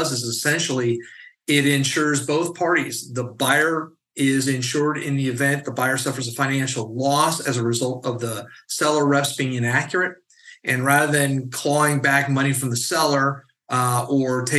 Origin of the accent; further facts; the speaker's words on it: California, United States; as a Californian